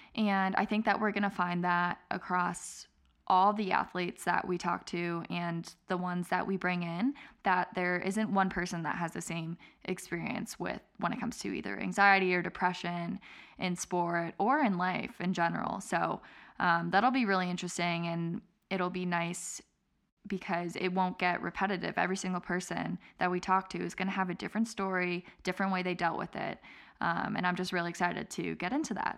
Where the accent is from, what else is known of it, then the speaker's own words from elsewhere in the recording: Lake Forest, Illinois, United States; moved away; I'm from Lake Forest, Illinois, which is a suburb north of Chicago.